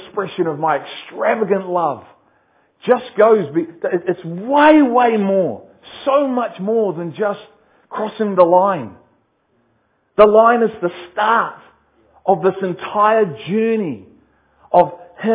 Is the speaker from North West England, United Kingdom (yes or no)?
yes; Liverpool, North West England, United Kingdom; I am from Liverpool.